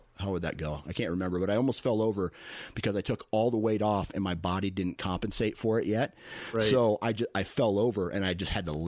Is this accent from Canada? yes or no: no; Iowa, United States; So it's two guys from out east. I'm from Iowa, he's from New York